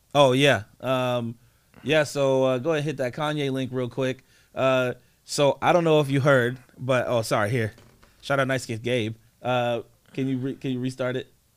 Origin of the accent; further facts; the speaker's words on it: East Coast, United States; I'm from the East Coast